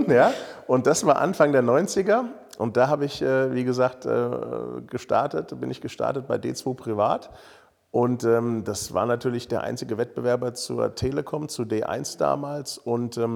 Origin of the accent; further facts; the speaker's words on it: Königstein, Germany; born there; Und ich bin hier in Königstein geboren und habe so ein bisschen Lokalpatriotismus im Blut.